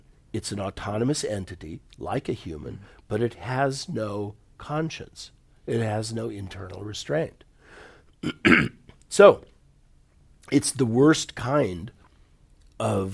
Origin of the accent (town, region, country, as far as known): United States; born or raised there